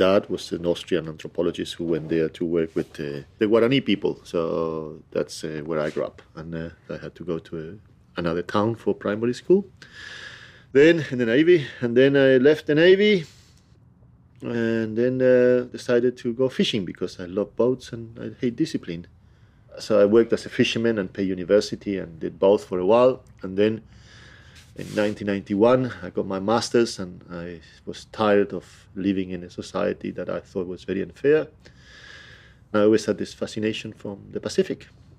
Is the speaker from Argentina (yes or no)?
yes; Argentina; moved away as an adult; now in Waiheke Island, New Zealand; I grew up in the border between Argentina and Paraguay. You guys been there? A place called Iberá. My dad is Austrian.